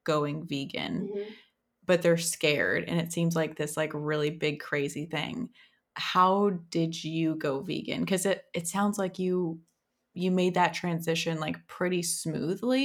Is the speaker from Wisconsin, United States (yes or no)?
yes; Wisconsin, United States; I'm from Wisconsin, so I was like a cheese head